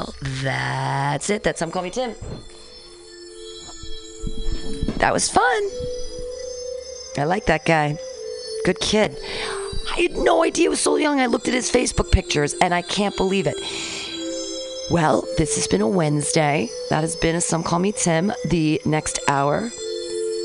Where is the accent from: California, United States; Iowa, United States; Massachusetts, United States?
California, United States; now in Seattle, United States; I'm from California.